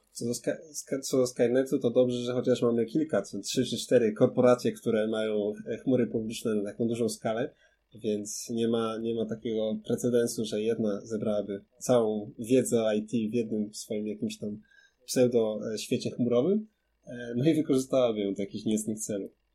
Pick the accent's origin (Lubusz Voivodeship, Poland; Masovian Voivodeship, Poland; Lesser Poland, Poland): Lesser Poland, Poland; Kraków; ja jestem z Krakowa